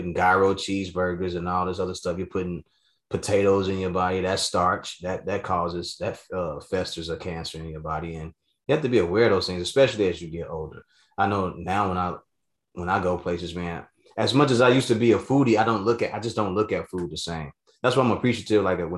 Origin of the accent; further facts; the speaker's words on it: the South, United States; growing up in the South, when I was living with my pops